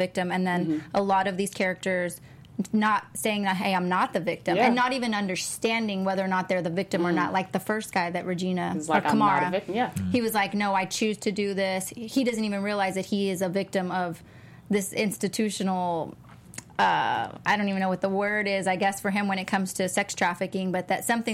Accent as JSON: {"language": "English", "region": "Texas", "country": "United States", "moved": "yes", "said": "That's what we call it in Texas."}